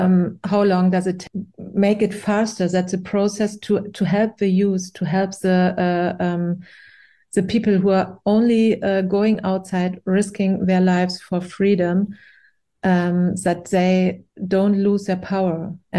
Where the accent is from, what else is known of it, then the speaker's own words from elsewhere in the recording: Iran; born there; when I was born in Iran, the revolution started. So I have no memories about the regime before.